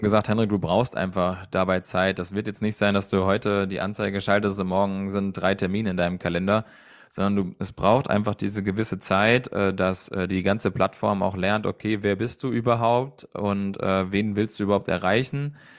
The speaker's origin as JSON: {"language": "German", "region": "Hesse", "country": "Germany", "said": "bei uns in Hessen"}